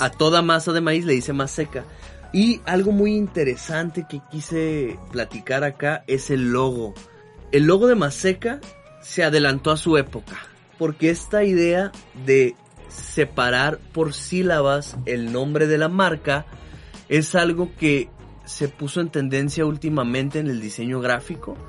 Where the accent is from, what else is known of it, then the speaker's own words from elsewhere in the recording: Mexico; la comida es una parte importantísima para nosotros, ¿no? Como mexicanos